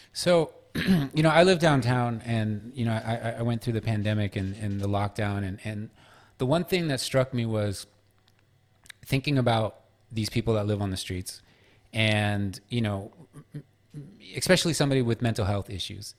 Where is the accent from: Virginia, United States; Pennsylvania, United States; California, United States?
California, United States; San Francisco; moved away as an adult; also born or lived in New York; now in Los Angeles, United States; I grew up in San Francisco until I was about twenty-one, and then I spent the next, uh, eighteen years of my life in New York, and now I'm in L